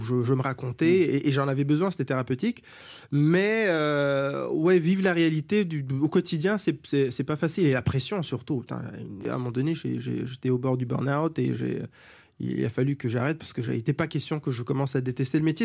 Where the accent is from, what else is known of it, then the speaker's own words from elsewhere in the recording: Germany; moved away; sur mon certificat de naissance euh, allemand, puisque je suis né en Allemagne